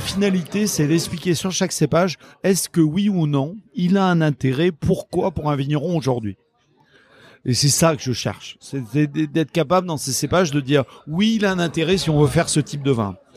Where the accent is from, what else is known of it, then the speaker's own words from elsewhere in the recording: La Réole, Nouvelle-Aquitaine, France; je suis originaire de la Réole